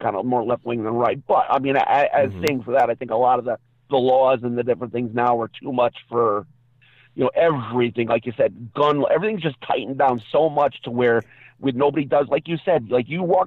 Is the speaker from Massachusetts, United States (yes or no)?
yes; Massachusetts, United States; moved away as an adult; now in North Carolina, United States; Growing up in Massachusetts